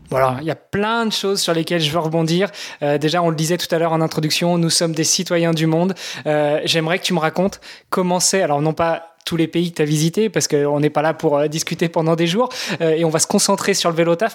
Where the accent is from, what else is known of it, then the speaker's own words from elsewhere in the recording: Normandy, France; moved away as an adult; also born or lived in Luxembourg; je suis franco-italien, j'ai grandi en Normandie, j'ai immigré au Luxembourg pendant 15 ans